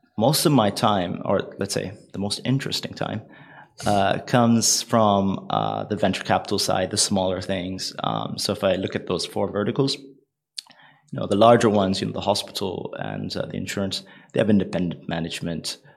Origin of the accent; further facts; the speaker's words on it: United Arab Emirates; It's a old trading family from the UAE